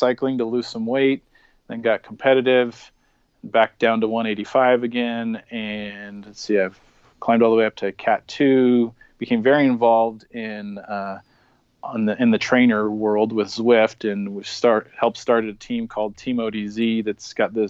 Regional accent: Spokane, Washington, United States; I'm originally from the Spokane, Washington area. That was where I was born and raised.

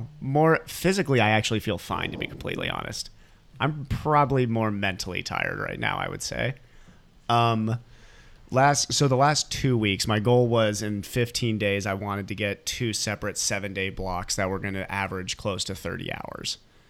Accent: Ohio, United States; now in Pacific Northwest, United States; I'm from Ohio originally, so much colder out there

